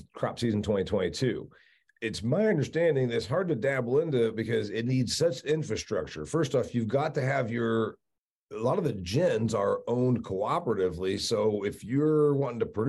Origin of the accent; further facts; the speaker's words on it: Northern Indiana, United States; where I was raised in Indiana. And, you know, there's no cotton where I'm from